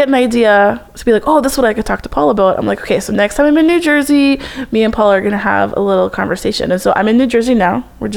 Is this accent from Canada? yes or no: yes; Alberta, Canada; we grew up in Canada, right? We both grew up and went to school in Alberta